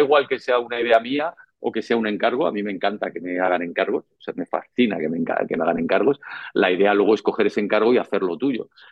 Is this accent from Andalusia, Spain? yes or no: no; Madrid, Community of Madrid, Spain; also born or lived in Tenerife; nací en Madrid el 5 de julio de 1968, en el barrio de Carabanchel